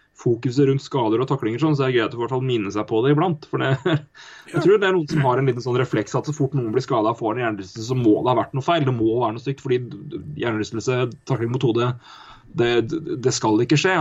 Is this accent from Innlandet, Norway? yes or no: yes; Elverum, Innlandet, Norway; also born or lived in Oslo; Jeg og søstera mi har ganske mye skitt stæsja hjemme i Elverum.